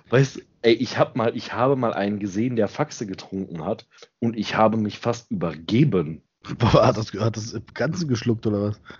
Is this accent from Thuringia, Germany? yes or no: yes; Thuringia, Germany; also born or lived in Schmalkalden; now in Bavaria, Germany; Aus dem Osten, ich komme aus Thüringen.